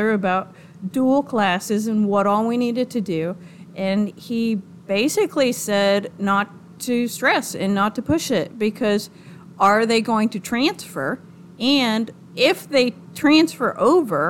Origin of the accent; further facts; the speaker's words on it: New Orleans, Louisiana, United States; also born or lived in Duncanville, Texas; now in Glen Rose, United States; I was born in New Orleans. So was my mother and my brother.